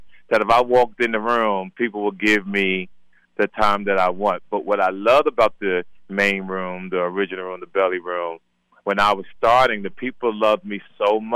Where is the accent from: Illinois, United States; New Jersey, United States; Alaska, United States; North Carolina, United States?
New Jersey, United States; Jersey City; moved away; also born or lived in Compton, California; by Jersey City by way of Compton, California. I'm not originally from Compton.